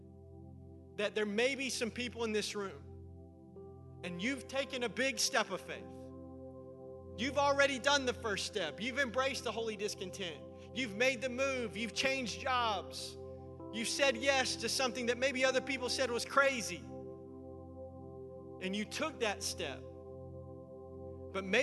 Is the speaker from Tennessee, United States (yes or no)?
yes; Middle Tennessee, United States; I'm from Middle Tennessee. That's where I grew up.